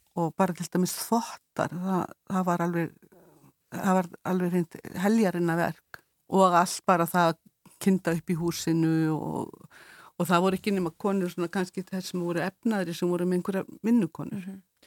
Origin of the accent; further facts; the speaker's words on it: Eyrarbakki, Southern Region, Iceland; ég er frá Eirabakka